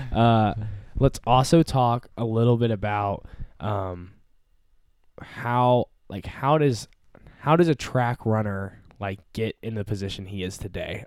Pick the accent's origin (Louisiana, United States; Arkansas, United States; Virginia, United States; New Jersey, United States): Arkansas, United States; Fayetteville; I'm from Fayetteville